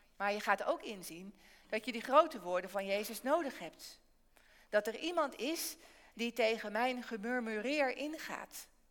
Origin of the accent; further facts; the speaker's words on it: Barneveld, Gelderland, Netherlands; In Barneveld, waar ik vandaan kom, zit de kerk regelmatig vol.